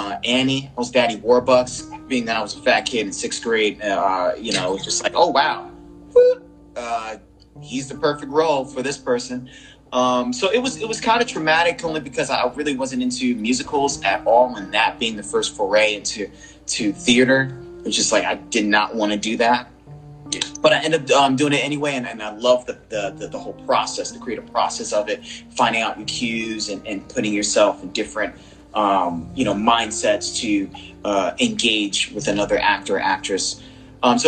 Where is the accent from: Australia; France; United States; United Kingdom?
United States; East Orange, Newark, Irvington, New Jersey; also born or lived in Brooklyn, New York; I'm originally from Brooklyn. Born in Brooklyn, raised in Jersey, East Orange, Newark, Irvington era